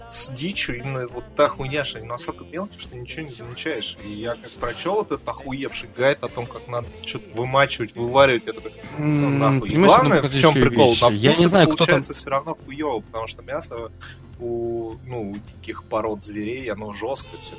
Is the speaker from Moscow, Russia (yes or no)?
yes; Moscow, Russia; я москвич